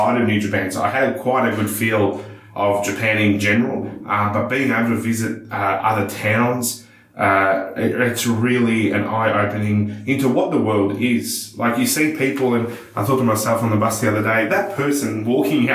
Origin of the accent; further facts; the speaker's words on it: Melbourne, Victoria, Australia; my hometown of Melbourne